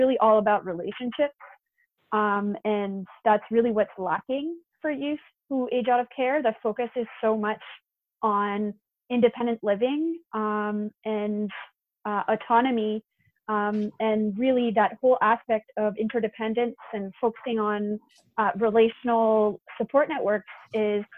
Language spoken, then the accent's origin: English; New Brunswick, Canada; moved away as an adult; now in Montreal, Canada; I'm actually from New Brunswick originally, and I'm doing my PhD in Montreal